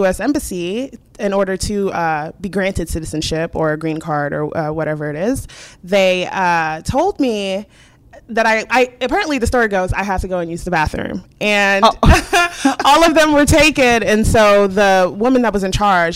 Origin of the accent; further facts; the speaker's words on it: Dallas, Texas, United States; now in Beaumont, United States; I am from Dallas.